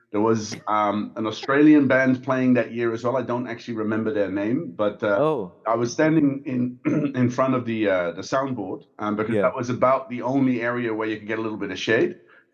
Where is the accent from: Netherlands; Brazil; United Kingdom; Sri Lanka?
Netherlands; moved away as an adult; also born or lived in Belgium; now in Singapore; I grew up there, studied there. I have lived in Belgium for about two and a half years in between, but born and raised in the Netherlands, and then I came to Singapore in early 2013.